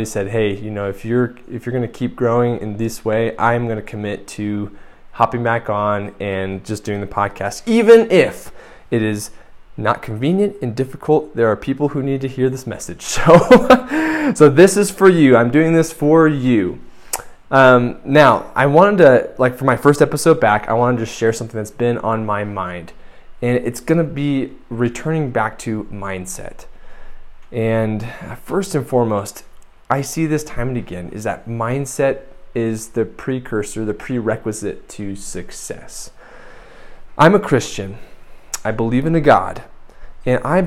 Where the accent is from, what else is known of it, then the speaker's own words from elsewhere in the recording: United States; moved away as an adult; now in San Miguel de Allende, Mexico; I grew up in the United States